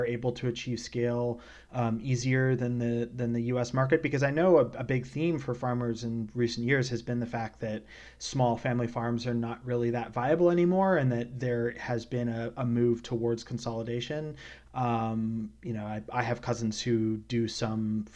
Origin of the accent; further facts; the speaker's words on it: British Columbia, Canada; moved away; also born or lived in New York City / North Carolina; I grew up in British Columbia, and I've lived in New York City and North Carolina